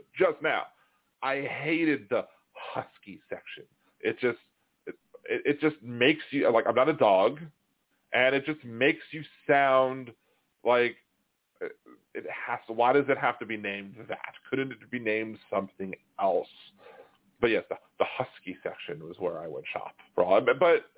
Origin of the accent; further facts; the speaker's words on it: Baltimore, Maryland, United States; we're both from Baltimore